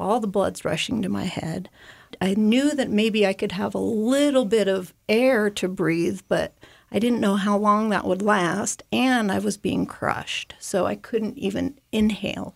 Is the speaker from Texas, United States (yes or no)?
no; Jackson, Wyoming, United States; I grew up in Jackson